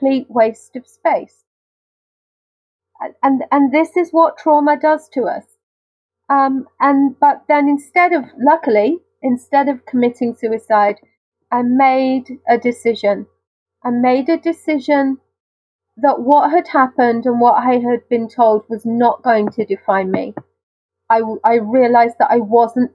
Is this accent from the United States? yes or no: no; United Kingdom; accent: very British; my very British accent